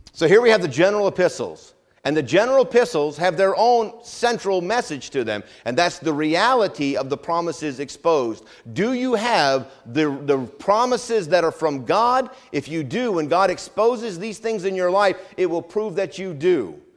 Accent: Vermont, United States; now in Hampton Roads, United States; Where I grew up in New England, in Vermont, we actually have four seasons

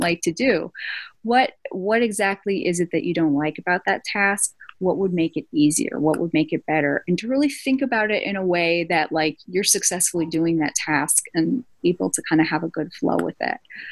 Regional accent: East Coast, United States; moved away; I'm from the East Coast originally

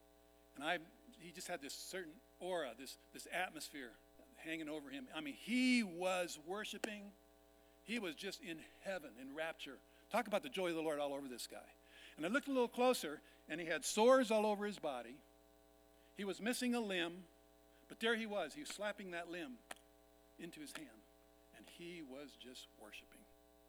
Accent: Vietnam; You heard that I was born and raised in Vietnam. My parents worked with the biggest tribe in Vietnam called the Jirai, lived up in the mountains.

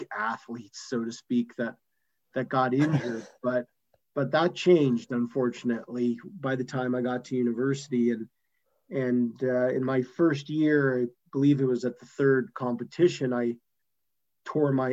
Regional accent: Calgary, Alberta, Canada; also born or lived in Montreal, Canada; originally I was from Montreal and then grew up in Calgary in the western part of Canada

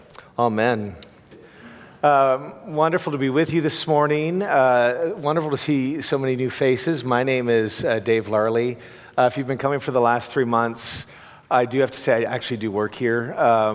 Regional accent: Canada; moved away; also born or lived in Europe; I'm a Canadian who lived in Europe for 10 years

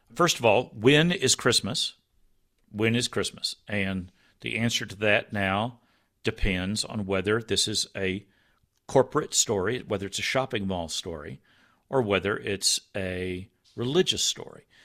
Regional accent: Texas, United States; I grew up in Texas

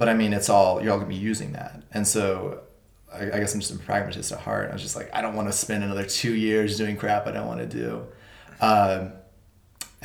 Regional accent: Amarillo, Texas, United States; moved away as an adult; now in Los Angeles, United States; I was born and raised in Amarillo, Texas, and very recently I moved to LA to pursue work in animation

